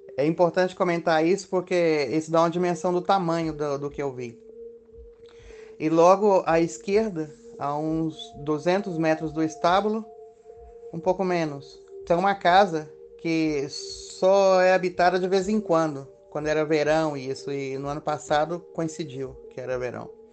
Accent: Minas Gerais, Brazil; moved away as an adult; now in Spain; sou natural de Minas Gerais e faz mais de 20 anos moro na Europa

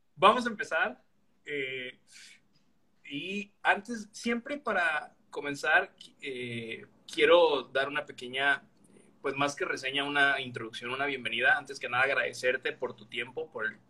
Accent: Veracruz, Mexico; moved away as an adult; now in Villahermosa, Mexico; Yo soy veracruzano, pero estoy en Villahermosa

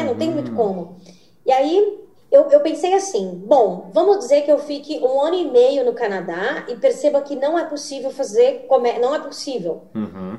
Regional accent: Brazil; moved away as an adult; also born or lived in São Paulo

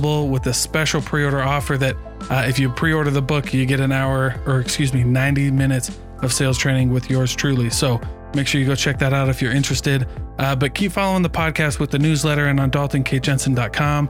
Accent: Keokuk, Iowa, United States; my hometown of Keokuk

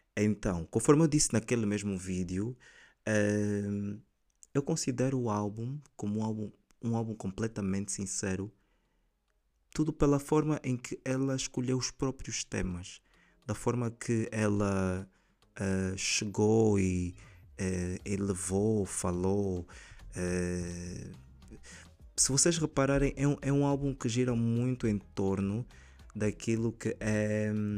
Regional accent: Angola

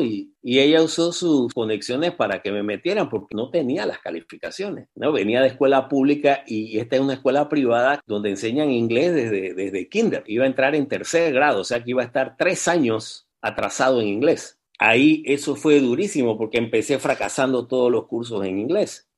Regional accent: Panama; moved away as an adult; also born or lived in Missouri, United States / Louisiana, United States; toda mi infancia fue en Panamá. Yo viví en Panamá hasta los ¿qué? casi 18 años.

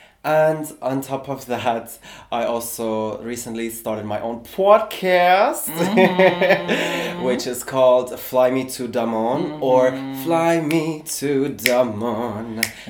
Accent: Tehran, Tehran Province, Iran; now in Berlin, Germany; I was born and raised in Tehran, which is Iran's capital city

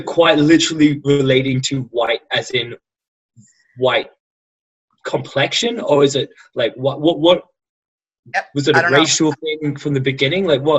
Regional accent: Australia; accent: somewhat English affected Australian; now in Hong Kong; I have a somewhat English affected Australian accent, which you'll now have the pleasure of listening to. Hail from Australia and currently in Hong Kong, working in supply chain for all the major brands and retailers of this world

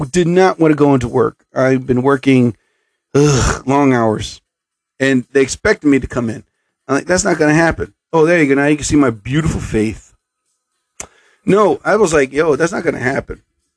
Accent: central New Jersey, United States; I'm from Jersey. I'm from central New Jersey

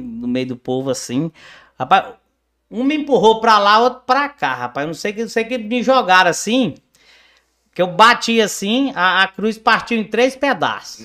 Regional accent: Campinorte, Goiás, Brazil; eu nasci e cresci em Campinorte, Norte

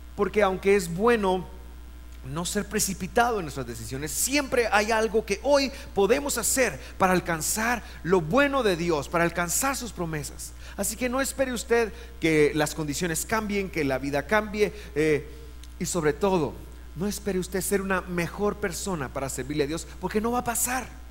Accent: Guatemala City, Guatemala Department, Guatemala; yo nací en Guate

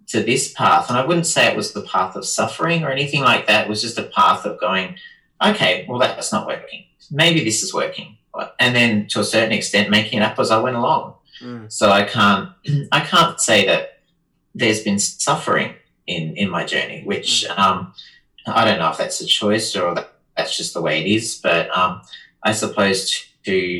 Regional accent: Adelaide, South Australia, Australia; moved away as an adult; also born or lived in London; now in Melbourne, Australia; I lived in Adelaide. I was from Adelaide

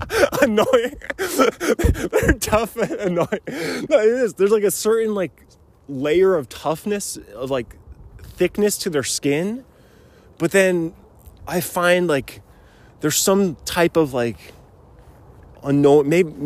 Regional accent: Spokane, Washington, United States; How you doing, man? I'm from Spokane.

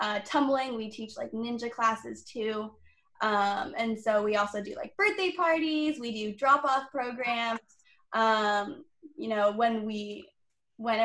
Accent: Corona, California, United States; I'm from Corona. Lived here my whole life.

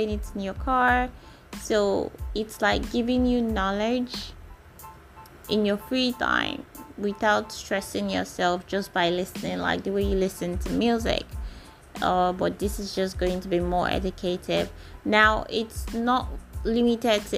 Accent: Nigeria; I'm a Nigerian

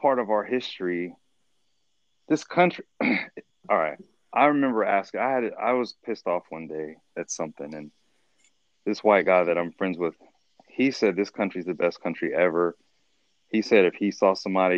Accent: United States; as a black dude growing up in America

